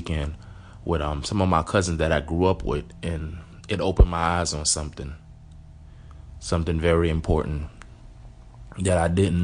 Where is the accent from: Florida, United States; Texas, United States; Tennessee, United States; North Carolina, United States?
Florida, United States; Miami; also born or lived in Haiti; I grew up here in Miami. I was raised by my aunt and my uncle.